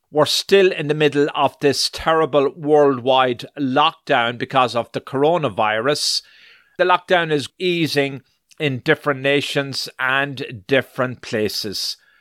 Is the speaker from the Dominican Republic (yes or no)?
no; Ireland; also born or lived in New York; now in United States; I was born in Ireland, so I am also an Irish citizen. Now, soon after we came to this wonderful land of America back in the 80s and settled in New York first